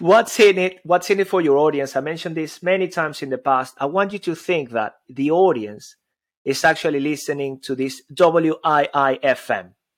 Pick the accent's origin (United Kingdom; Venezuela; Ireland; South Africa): Venezuela; moved away; I've got an accent. I come from Venezuela.